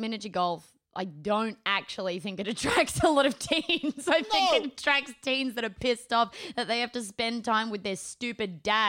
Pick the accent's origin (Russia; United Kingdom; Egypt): United Kingdom; England; Yeah, like me. I'm from England.